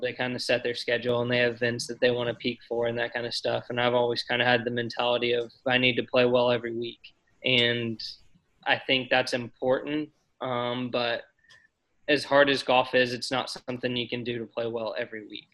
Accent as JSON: {"language": "English", "town": "Columbus", "region": "Indiana", "country": "United States", "tie": "born or raised there", "said": "I loved growing up in Indiana"}